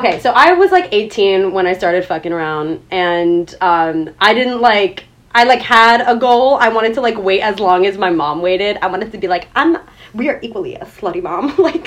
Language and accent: English; United States; I'm American.